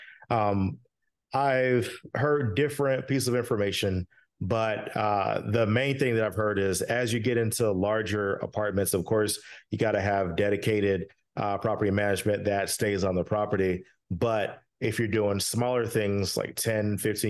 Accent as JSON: {"language": "English", "town": "Orlando", "region": "Florida", "country": "United States", "said": "I'm from the Orlando area."}